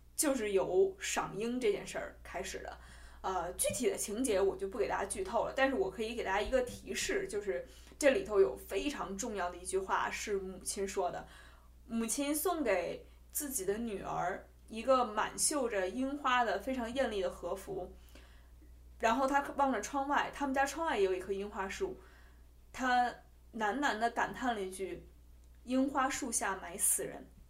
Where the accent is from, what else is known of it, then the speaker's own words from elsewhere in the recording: Beijing, China; 我们就是北京人的习惯